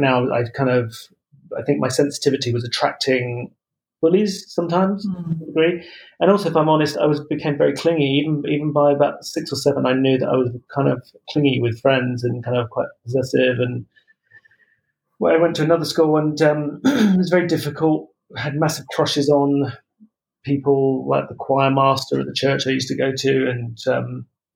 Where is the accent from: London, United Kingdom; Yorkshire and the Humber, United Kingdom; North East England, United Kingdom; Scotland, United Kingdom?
London, United Kingdom; Croydon; I was born in South London and kind of grew up near Croydon